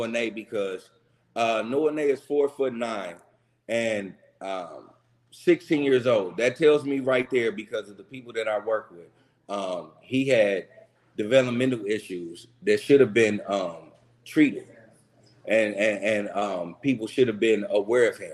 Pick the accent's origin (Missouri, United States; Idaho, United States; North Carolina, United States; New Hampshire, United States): Missouri, United States; Kansas City; also born or lived in Tulsa, Oklahoma; I was born and raised in Kansas City, but I also lived a couple of years of my life in Tulsa